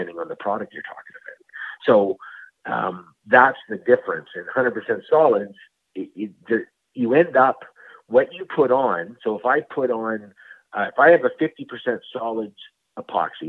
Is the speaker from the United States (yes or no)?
no; Canada; being a Canadian